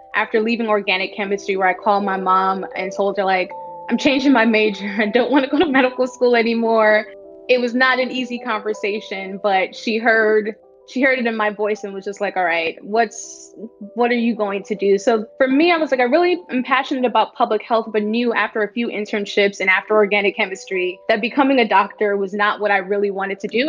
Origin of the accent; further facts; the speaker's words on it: New York City, New York, United States; also born or lived in Bahamas / Washington, D.C.; I was born in the Bahamas, but moved to the United States when I was eight months old. So I'm pretty much American and grew up in New York my entire life. I grew up in the Bronx mostly